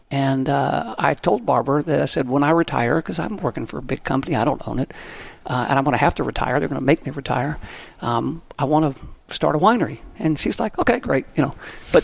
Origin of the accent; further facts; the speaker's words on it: Texas, United States; moved away; I'm a Texan. I'm not very good with French.